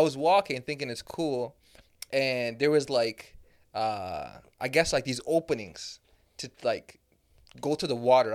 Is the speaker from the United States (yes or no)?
no; Canada; I'm from Canada